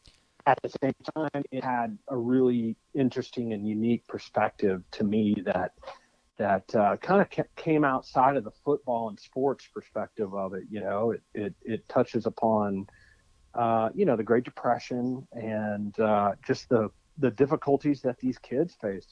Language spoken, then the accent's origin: English; Midland, Texas, United States; growing up in West Texas